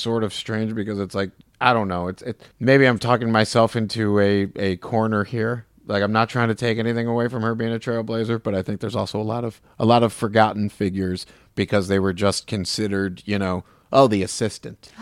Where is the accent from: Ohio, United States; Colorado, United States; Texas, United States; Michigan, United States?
Michigan, United States; Farmington Hills; As a child growing up in the eighties and nineties here in Michigan, I grew up in Farmington Hills